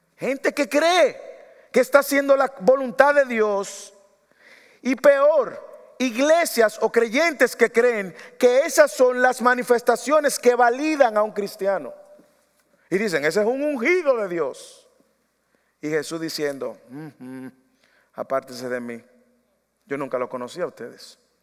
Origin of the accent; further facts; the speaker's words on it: Dominican Republic; moved away